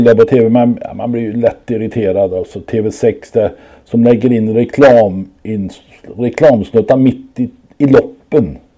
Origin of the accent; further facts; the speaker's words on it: Sweden; man undrar ju hur vi är funtade vi svenskar som sitter ute när det, och äter när